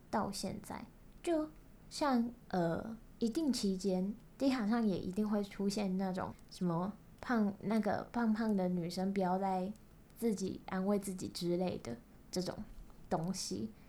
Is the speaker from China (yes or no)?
no; Kaohsiung, Taiwan; accent: Kaohsiung accent; 我是高雄人，那我讲话一定就有一个高雄腔